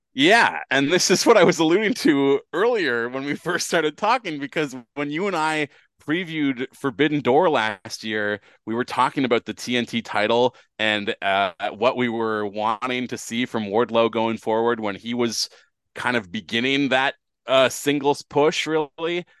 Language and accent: English; Canada; as a Canadian who uh, has cable